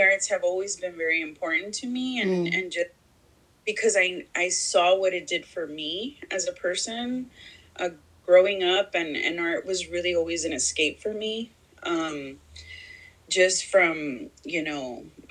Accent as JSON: {"language": "English", "town": "Houston", "region": "Texas", "country": "United States", "tie": "born or raised there", "also_born_or_lived": "Laredo, Texas / Chicago", "moved": "as an adult", "said": "I grew up in Houston, in a predominantly African-American community"}